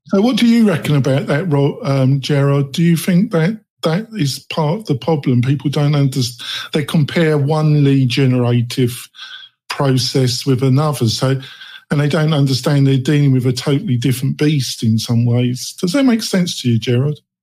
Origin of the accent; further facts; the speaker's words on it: England, United Kingdom; now in Nevada, United States; I am not a native Nevadian. Um, I come from England